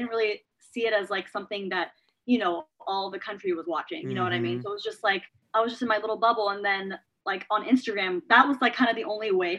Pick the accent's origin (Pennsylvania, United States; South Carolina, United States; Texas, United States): Texas, United States; San Antonio; I'm from San Antonio, Texas